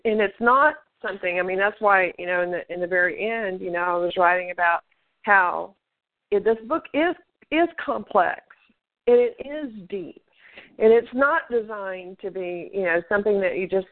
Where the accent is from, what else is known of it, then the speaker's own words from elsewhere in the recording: Tennessee, United States; the city where I was born up in Tennessee